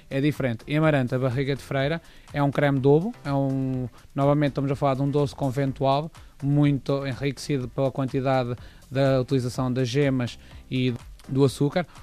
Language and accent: Portuguese; Coimbra, Centro, Portugal; eu sou de Coimbra